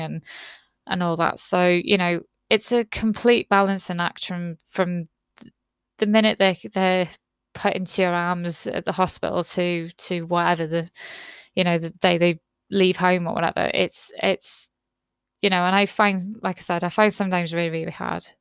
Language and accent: English; United Kingdom; I'm very British